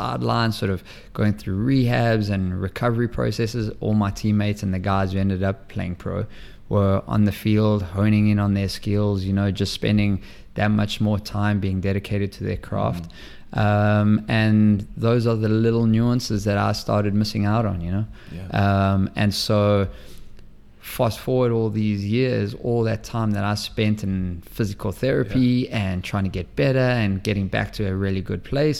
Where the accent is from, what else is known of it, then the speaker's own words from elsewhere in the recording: South Africa; moved away as an adult; also born or lived in Maine / Seattle / Minnesota / Boston; now in St. Louis, United States; born and raised in South Africa